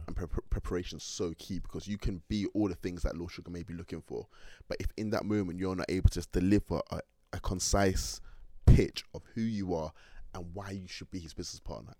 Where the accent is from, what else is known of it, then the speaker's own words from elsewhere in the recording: Manchester, North West England, United Kingdom; also born or lived in London; throughout my whole time in Manchester growing up. So growing up in Manchester